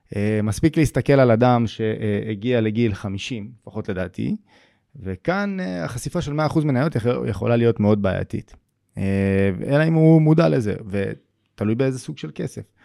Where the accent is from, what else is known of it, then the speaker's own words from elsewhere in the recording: Israel; אנחנו כישראלים